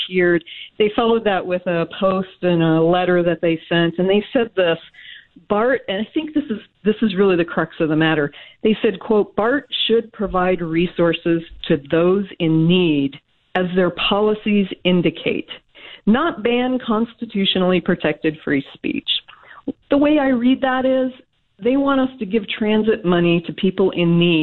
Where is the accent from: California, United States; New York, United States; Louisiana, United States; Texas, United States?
California, United States; Sacramento; I am from Sacramento